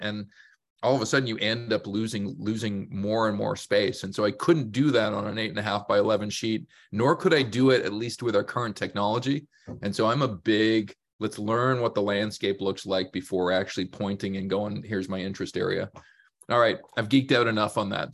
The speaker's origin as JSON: {"language": "English", "country": "Canada", "tie": "born or raised there", "said": "born, raised in Canada, many chances to leave our fair country"}